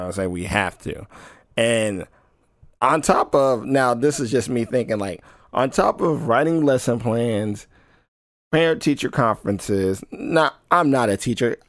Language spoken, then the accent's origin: English; United States; as an American